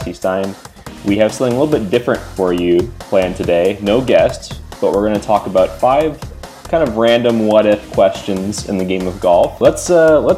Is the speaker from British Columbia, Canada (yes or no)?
no; Mississauga, Ontario, Canada; moved away; I'm originally from Mississauga near Toronto